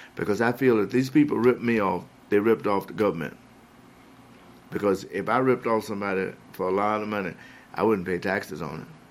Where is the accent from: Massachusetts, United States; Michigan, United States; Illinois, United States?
Illinois, United States; Chicago; also born or lived in Mississippi; I was raised in Chicago